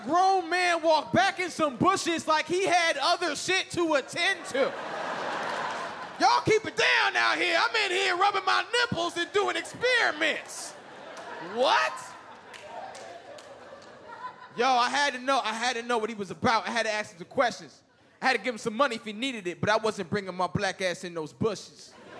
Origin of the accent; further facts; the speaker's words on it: Mississippi, United States; We're from Mississippi, so Thanksgiving.